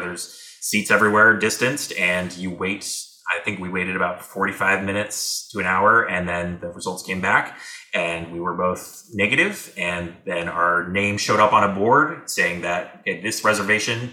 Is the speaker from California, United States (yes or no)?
yes; San Diego, California, United States; San Diego, my hometown